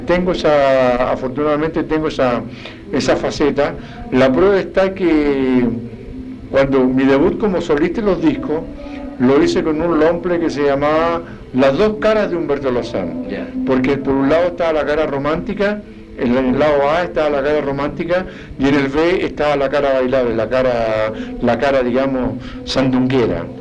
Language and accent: Spanish; Chile; soy un, un, profeta en mi tierra